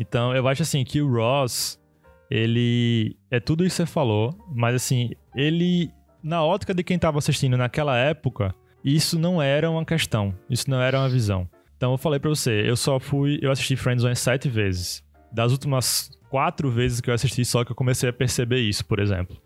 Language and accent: Portuguese; Brazil; a gente aqui no Brasil